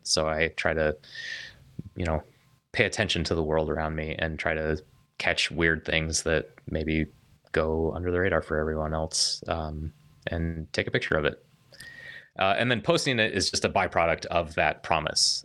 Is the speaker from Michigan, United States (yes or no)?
no; Denver, Colorado, United States; was born and raised in Denver, Colorado